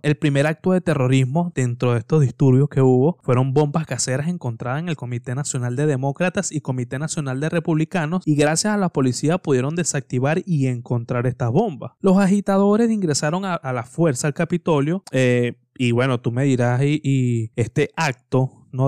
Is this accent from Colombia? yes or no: no; Venezuela; yo hablo como venezolano